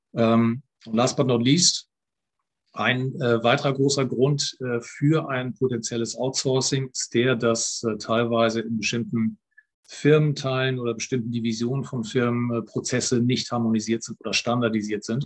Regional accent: Germany; bei uns in Deutschland

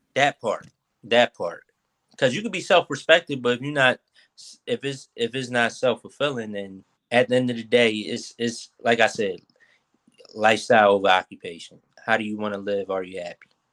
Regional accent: Philadelphia, Pennsylvania, United States; from North Philly

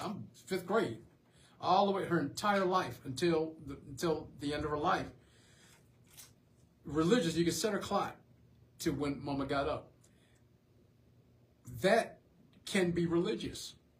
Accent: the South, United States; just growing up in the South and growing up in an agricultural society

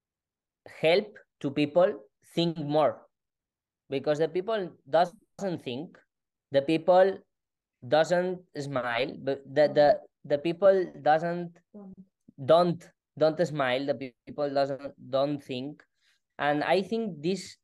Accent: Spain; English is a second language; I am from Spain and my English is doesn't perfect, but I am trying.

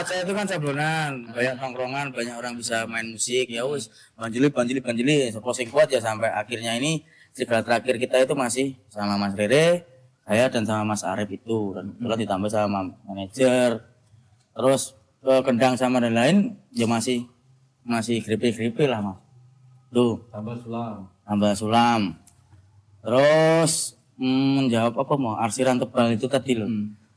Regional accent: Klaten, Central Java, Indonesia; Saya juga asli Klaten

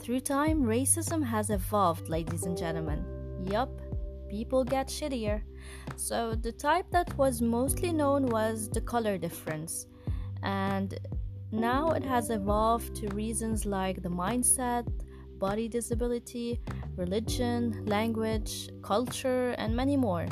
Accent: Lebanon; also born or lived in Mindanao, Philippines; 3 months after my birth, we arrived to Lebanon

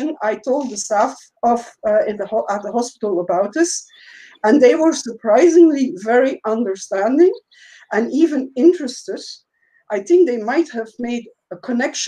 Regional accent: Belgium; I'm from Belgium

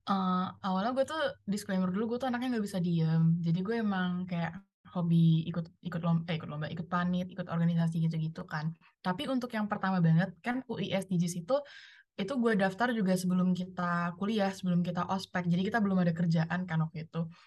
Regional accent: Palembang, South Sumatra, Indonesia; moved away as an adult; gue kan asal dari Palembang jadi FYI gue dari Palembang gue ngerantau

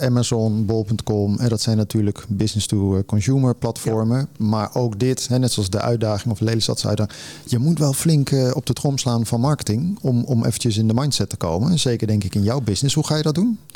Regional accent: Zevenaar, Gelderland, Netherlands; moved away; ik kom ook uit die buurt oorspronkelijk, Zevenaar

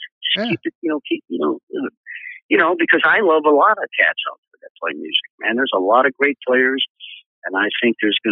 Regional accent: Chicago, Illinois, United States; moved away as an adult; Chicago's still my hometown, even though I don't live there. I consider Chicago my home.

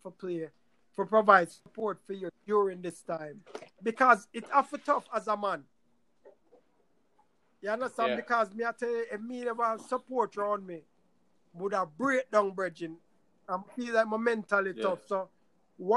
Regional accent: Jamaica; now in United States

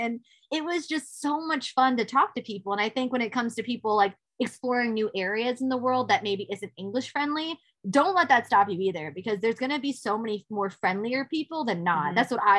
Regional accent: New York, United States; But I'm from New York. Unfortunately, I love New York.

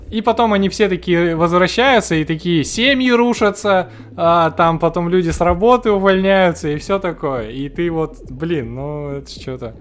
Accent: Khabarovsk, Khabarovsk Krai, Russia; мы из Хабаровска

